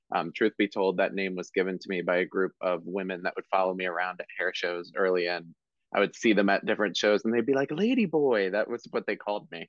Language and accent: English; Marlton, New Jersey, United States; I grew up in Marlton, which is right next to Cherry Hill